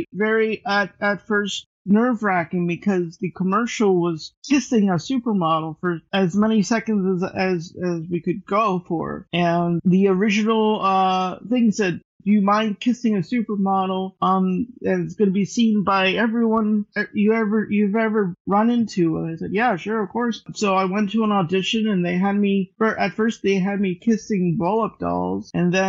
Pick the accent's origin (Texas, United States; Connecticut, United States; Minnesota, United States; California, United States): Texas, United States; moved away as an adult; also born or lived in Austin, Texas; now in Los Angeles, United States; I went to school, high school and college in Texas